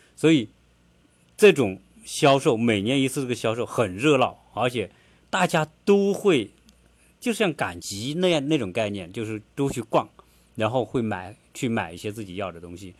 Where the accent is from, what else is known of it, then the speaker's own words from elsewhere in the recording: China; now in Atlanta, United States; 我们中国人